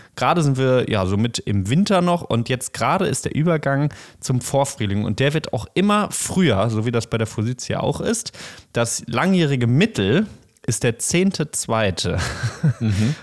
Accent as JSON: {"language": "German", "town": "Bochum", "region": "North Rhine-Westphalia", "country": "Germany", "tie": "born or raised there", "said": "ich bin in der Stadt aufgewachsen in Bochum"}